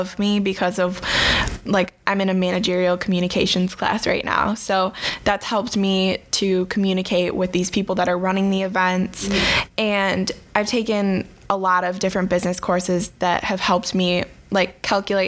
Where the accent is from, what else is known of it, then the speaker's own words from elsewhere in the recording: Beulah, Michigan, United States; moved away as an adult; now in Marquette, United States; I'm from the Lower Peninsula in a little town called Beulah, Michigan